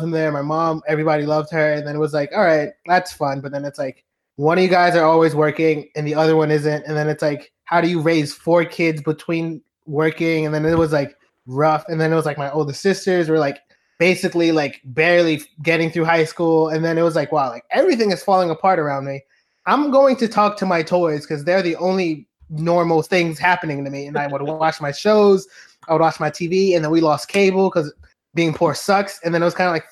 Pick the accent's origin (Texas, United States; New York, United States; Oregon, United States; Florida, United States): New York, United States; New York City; I am born and raised in Brooklyn.